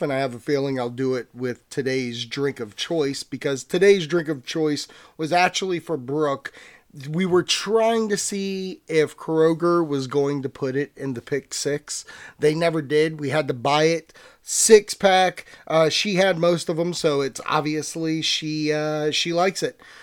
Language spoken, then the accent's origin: English; Virginia, United States; So I'm from Virginia. I live in Virginia